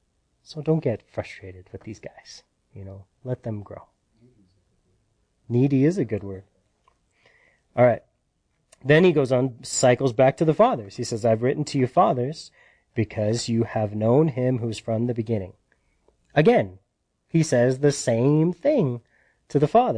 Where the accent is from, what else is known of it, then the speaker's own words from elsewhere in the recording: United States; we're American